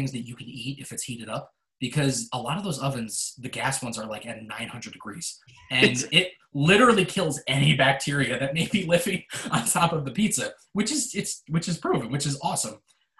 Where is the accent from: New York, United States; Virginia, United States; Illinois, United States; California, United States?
New York, United States; I'm an Italian from New York